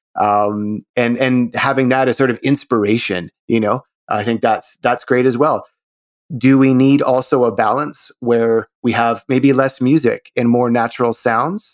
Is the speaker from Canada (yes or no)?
yes; Canada; as a Canadian